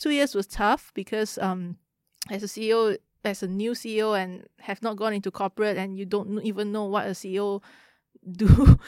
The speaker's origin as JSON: {"language": "English", "region": "Kuala Lumpur", "country": "Malaysia", "tie": "born or raised there", "said": "I grew up in K L."}